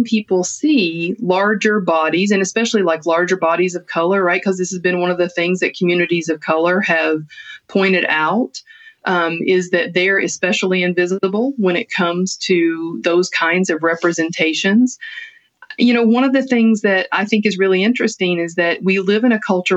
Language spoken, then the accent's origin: English; Appalachia, United States; being a woman or being Appalachian or working class